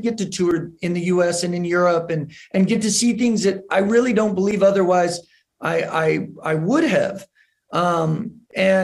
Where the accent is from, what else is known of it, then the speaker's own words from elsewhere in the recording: New Mexico, United States; growing up in New Mexico, I there wasn't a tremendous amount of hip hop culture.